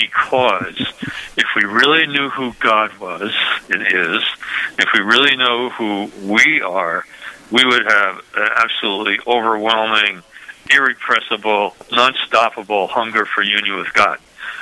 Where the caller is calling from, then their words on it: Ann Arbor, Michigan, United States; I am calling from Ann Arbor, Michigan